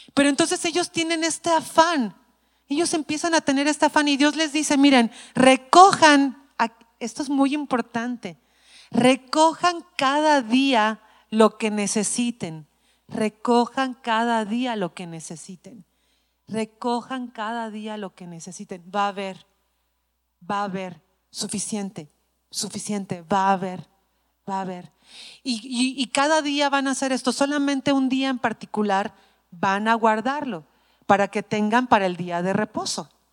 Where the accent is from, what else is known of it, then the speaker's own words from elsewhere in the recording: Mexico City, Mexico; soy chilanga